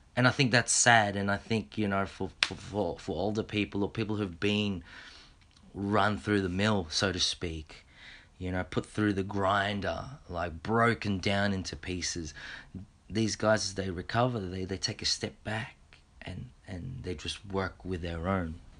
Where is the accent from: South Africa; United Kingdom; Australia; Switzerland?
Australia; a Filipino Australian